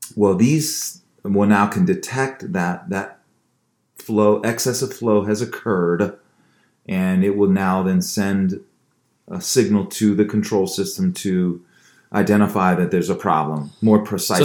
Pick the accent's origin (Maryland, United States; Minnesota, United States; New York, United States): Maryland, United States; Baltimore; I'm from Baltimore. Yes, Balmer, Balmer, as we say it back in the day.